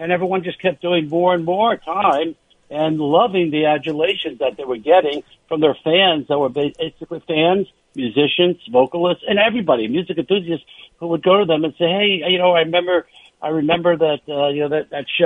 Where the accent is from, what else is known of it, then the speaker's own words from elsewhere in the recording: New York, United States; moved away as an adult; now in Los Angeles, United States; as a New Yorker